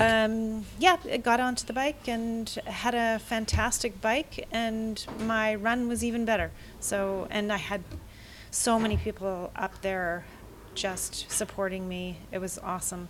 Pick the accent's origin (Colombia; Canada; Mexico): Canada; Vancouver, British Columbia; I am from Vancouver, BC.